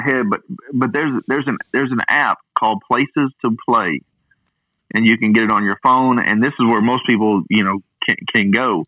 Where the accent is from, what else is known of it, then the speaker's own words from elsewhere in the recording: Hot Springs, Arkansas, United States; his high school is here in my hometown. This is where he grew up in Hot Springs.